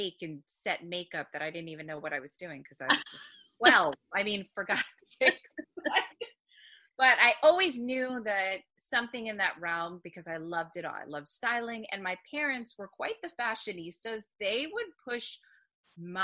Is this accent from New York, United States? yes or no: yes; Long Island, New York, United States; moved away as an adult; now in Lancaster, Pennsylvania, United States; I'm originally from Long Island